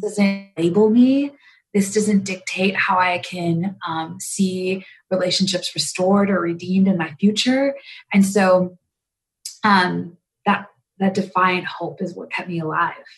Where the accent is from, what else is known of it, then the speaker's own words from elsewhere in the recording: a small town in Wisconsin, United States; also born or lived in India; I actually was born in India and um, just a small village north of Delhi. Um, and I lived in an orphanage my first year of my life and then was adopted into the United States. And I grew up in the Midwest, um, a small town in Wisconsin.